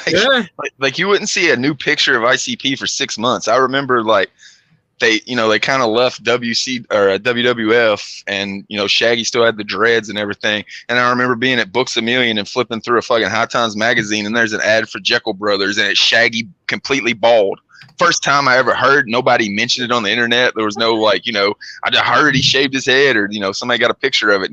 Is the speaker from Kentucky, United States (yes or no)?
yes; Kentucky, United States; I'm from Kentucky